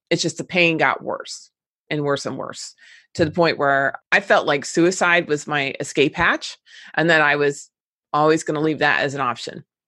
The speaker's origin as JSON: {"language": "English", "town": "Cincinnati", "region": "Ohio", "country": "United States", "tie": "born or raised there", "said": "my hometown in Cincinnati"}